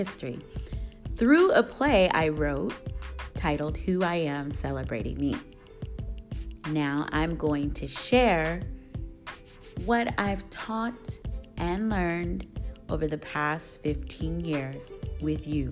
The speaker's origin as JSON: {"language": "English", "town": "Portland", "region": "Oregon", "country": "United States", "tie": "born or raised there", "said": "my hometown, Portland, Oregon"}